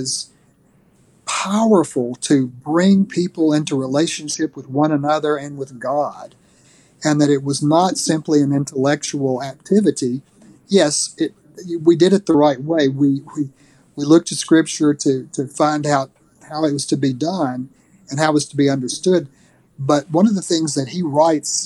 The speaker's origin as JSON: {"language": "English", "region": "North Alabama", "country": "United States", "tie": "born or raised there", "said": "the town that I grew up in North Alabama"}